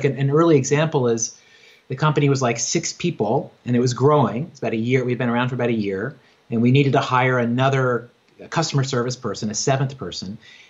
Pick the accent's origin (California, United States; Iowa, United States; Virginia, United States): Virginia, United States; now in New York, United States; I grew up in Southwest Virginia on a farm. I grew up Christian, evangelical Christian, and like had no neighbors, just read books all the time, and like dreamed of being a writer and was always on that path, like moved to New York